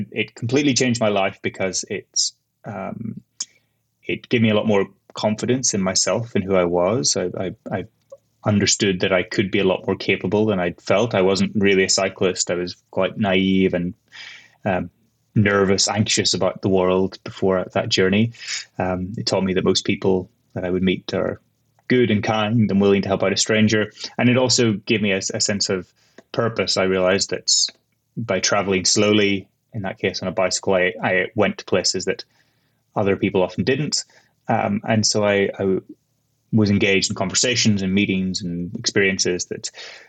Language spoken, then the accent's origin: English; Northern Ireland, United Kingdom; moved away as an adult; also born or lived in Kent; now in Iraq; I'm from Northern Ireland originally. I grew up there.